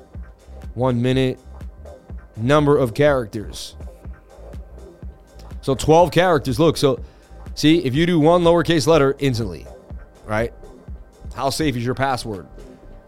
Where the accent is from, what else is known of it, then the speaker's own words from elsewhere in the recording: Boston, Massachusetts, United States; moved away; also born or lived in New York City; I'm from Boston. Lived in New York City.